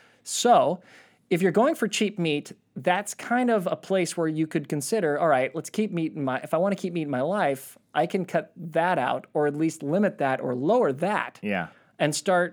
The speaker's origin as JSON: {"language": "English", "country": "Australia", "said": "I'm an Aussie."}